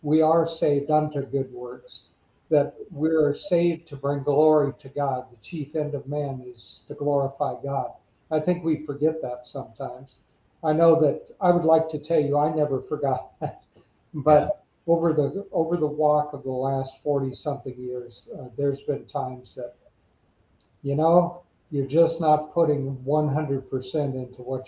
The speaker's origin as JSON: {"language": "English", "country": "United States", "tie": "born or raised there", "said": "I was born in the United States"}